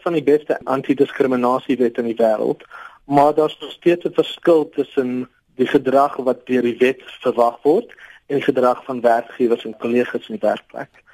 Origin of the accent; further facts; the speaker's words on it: South Africa; ons as Suid-Afrikaners